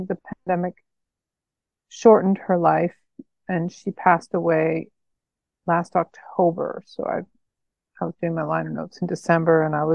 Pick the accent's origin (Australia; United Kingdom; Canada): Canada; Nanaimo, British Columbia; moved away; growing up in Nanaimo, BC